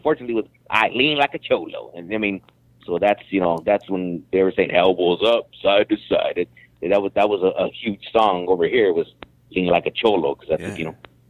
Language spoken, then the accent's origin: English; United States; I'm a Chicano because I'm born here.